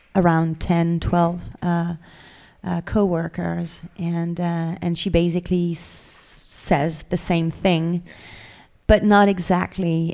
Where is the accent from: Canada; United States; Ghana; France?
France